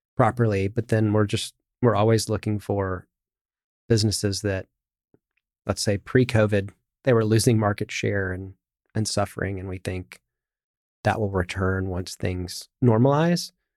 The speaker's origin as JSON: {"language": "English", "country": "United States", "said": "as an American"}